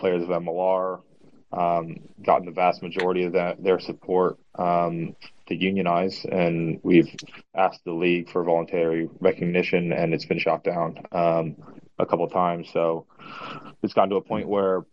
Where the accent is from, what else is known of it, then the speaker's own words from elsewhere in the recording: Indianapolis, Indiana, United States; now in Chicago, United States; I'm from Indianapolis, so too far away